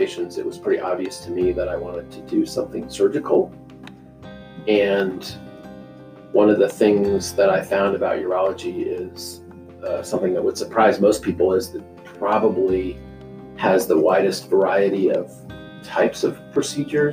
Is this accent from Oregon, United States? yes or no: yes; Madras, Oregon, United States; moved away as an adult; also born or lived in the Midwest; now in Meridian, United States; I grew up in a small town in Central Oregon called Madras